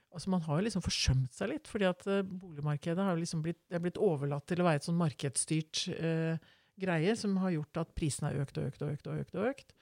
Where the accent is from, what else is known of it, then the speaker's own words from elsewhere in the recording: Oslo, Norway; Jeg vokste opp midt i Groruddalen. Vokste opp på Veitvet